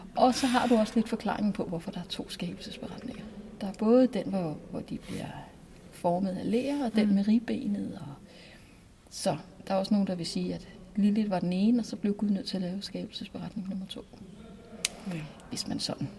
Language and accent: Danish; Næstved, Zealand, Denmark; både Morten og jeg er jo Næstved Genser, mm. og er født og opvokset i Næstved